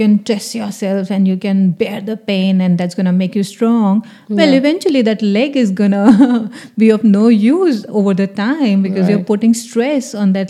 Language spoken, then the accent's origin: English; Delhi, India; Well, fitting in was always a thing for me